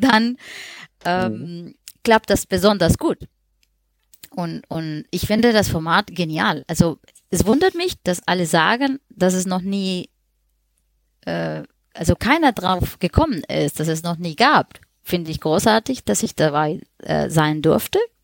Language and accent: German; Colombia; German is a second language; moved away as an adult; now in Germany; Ich wohne seit zehn Jahren in Deutschland, bin aber ursprünglich Kolumbianerin.